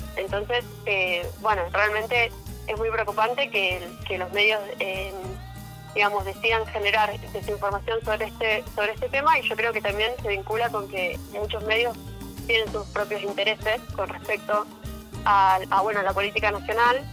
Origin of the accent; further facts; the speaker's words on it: Neuquén, Argentina; yo soy neuquina